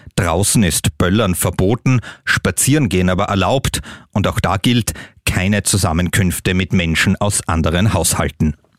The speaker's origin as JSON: {"language": "German", "country": "Austria", "said": "Bei uns in Österreich"}